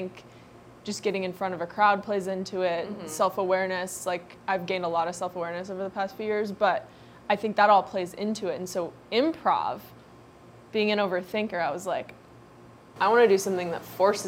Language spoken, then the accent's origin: English; Ohio, United States; I'm from Ohio.